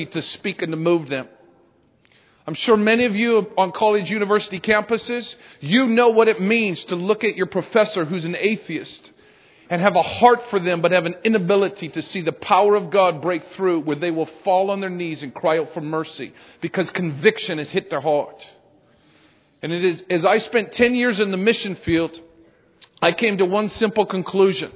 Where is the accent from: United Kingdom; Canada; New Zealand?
Canada; now in United States; I'm originally Canadian, still Canadian